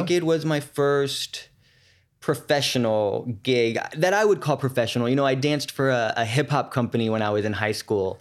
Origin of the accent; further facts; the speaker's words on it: San Francisco, California, United States; moved away as an adult; also born or lived in New York; I'm from San Francisco